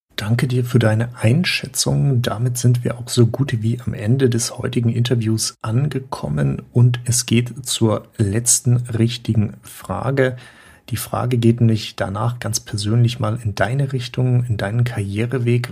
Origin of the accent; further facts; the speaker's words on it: Germany; Wir bei uns in Deutschland